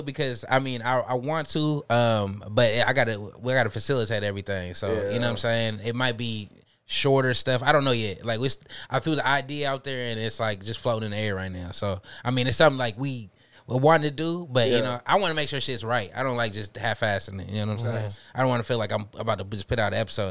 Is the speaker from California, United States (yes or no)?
no; Seattle, Washington, United States; I'm from Franklin